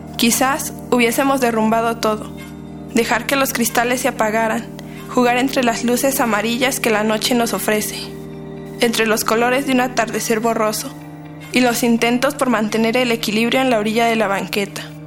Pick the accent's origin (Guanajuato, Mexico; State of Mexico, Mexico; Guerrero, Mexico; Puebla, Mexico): State of Mexico, Mexico; soy del Estado de México